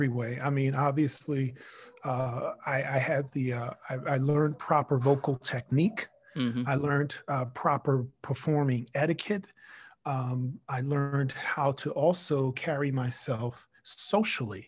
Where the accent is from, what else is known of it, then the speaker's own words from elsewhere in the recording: New York City, New York, United States; I'm a New Yorker. The most exotic thing I grew up with was squirrels